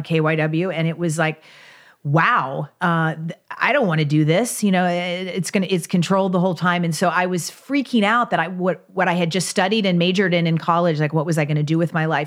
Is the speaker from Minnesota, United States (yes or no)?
no; Kentucky, United States; I grew up in Kentucky, so I grew up riding horses